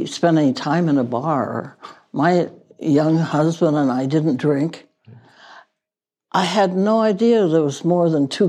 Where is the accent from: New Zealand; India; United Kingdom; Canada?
United Kingdom; Wales; born there; I was born in Wales and could speak a few words of Welsh.